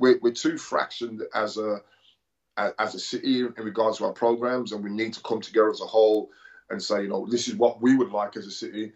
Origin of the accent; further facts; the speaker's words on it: Birmingham, West Midlands, United Kingdom; moved away as an adult; also born or lived in Newcastle; I came from Birmingham, went to Newcastle